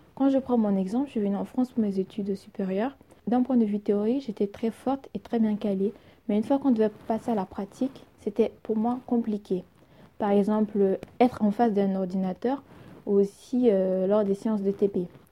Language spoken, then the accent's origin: French; Burkina Faso